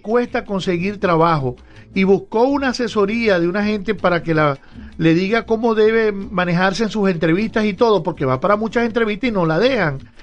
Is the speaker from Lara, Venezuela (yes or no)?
no; Zulia, Venezuela